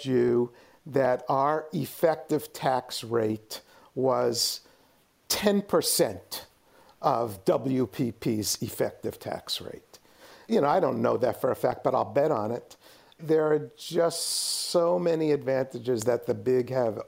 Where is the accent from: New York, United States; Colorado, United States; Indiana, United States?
New York, United States; New York City; now in San Francisco Bay Area, United States; I grew up in New York City.